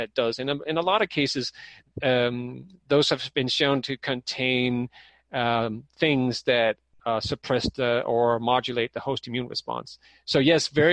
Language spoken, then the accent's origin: English; Denmark; moved away; I'm from Denmark myself